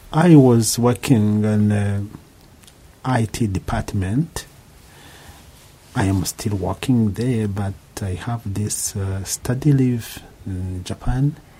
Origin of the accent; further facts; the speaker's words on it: Rwanda; I am from Rwanda.